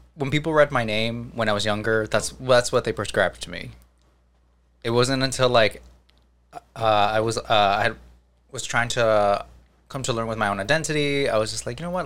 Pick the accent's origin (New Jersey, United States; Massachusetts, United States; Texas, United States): New Jersey, United States; I'm from Jersey.